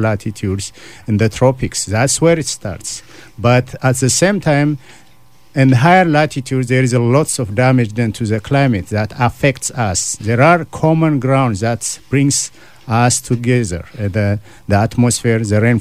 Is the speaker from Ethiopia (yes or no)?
yes; Ethiopia; moved away as an adult; now in Canada; I'm originally from Ethiopia, so I grew up in the farming community